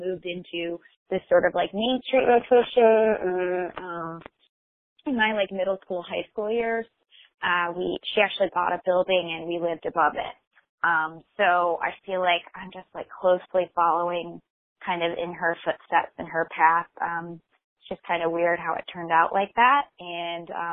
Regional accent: Michigan, United States; moved away; I'm originally from Michigan.

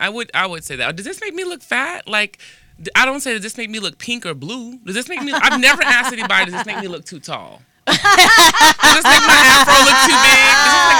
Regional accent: East Coast, United States; now in Los Angeles, United States; I'm from the East Coast, right?

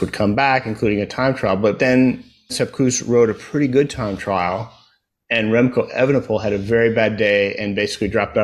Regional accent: United States; now in Houston, United States; an American cycling fan

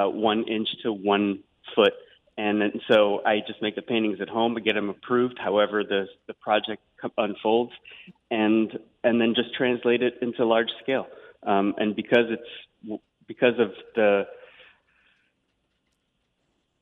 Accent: New York City, New York, United States; I grew up in Queens in New York

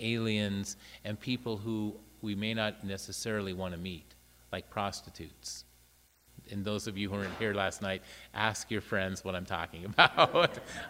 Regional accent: Iran; English is a second language; moved away; unable to speak a word of English. And knowing that I was representing Muslims because I was from Iran, how hard is that to understand?

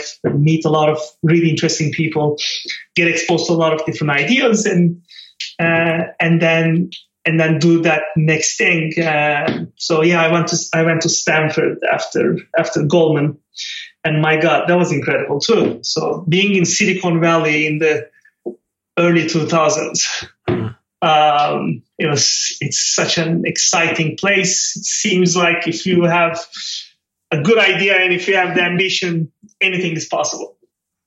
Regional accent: Turkey; moved away as an adult; I grew up on the Mediterranean coast of Turkey, on the west, in a small city, and lovely childhood

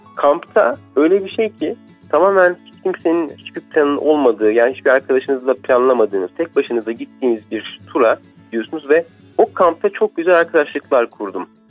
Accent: Turkey; ben buralıyım buralıyım

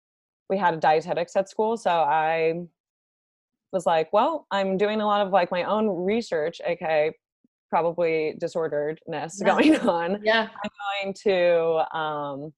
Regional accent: Northern Virginia, United States; I grew up in Northern Virginia, went to school at Virginia Tech, and then matched for my dietetic internship at UVA. And now I'm back in Virginia. So I've basically been in Virginia my whole life

